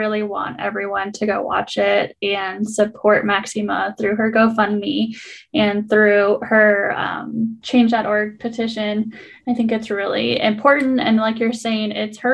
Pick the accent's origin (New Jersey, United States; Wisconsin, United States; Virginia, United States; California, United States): Wisconsin, United States; moved away; I'm from Wisconsin originally